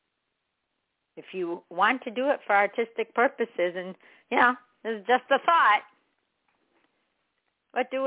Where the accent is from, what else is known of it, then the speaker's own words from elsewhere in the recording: Chicago, Illinois, United States; I'm from Chicago